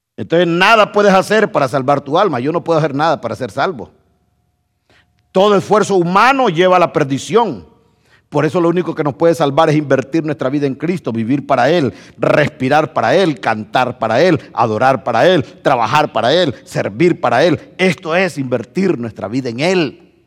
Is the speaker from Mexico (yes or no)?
no; Honduras; moved away; yo no soy hondureño